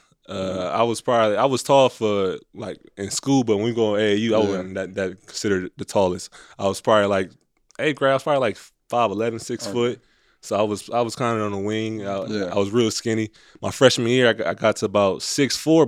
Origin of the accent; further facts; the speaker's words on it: Milwaukee, Wisconsin, United States; moved away; growing up in Milwaukee, you know, I had like the real blue chip experience